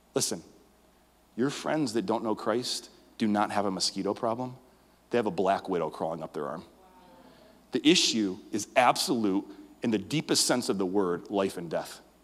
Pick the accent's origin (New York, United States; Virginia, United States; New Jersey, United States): New York, United States; Western; I was born in Western New York